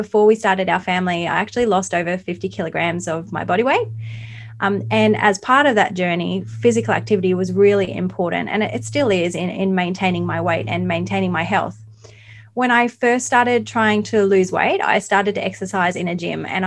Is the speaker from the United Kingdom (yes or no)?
no; Mackay, Queensland, Australia; also born or lived in Tannum Sands, Queensland / Gold Coast, Queensland; now in Bundaberg, Australia; I grew up in Mackay